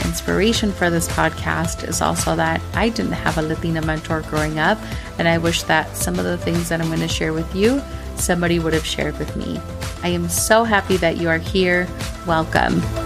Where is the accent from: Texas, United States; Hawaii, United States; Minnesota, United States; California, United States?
Minnesota, United States; growing up in Minnesota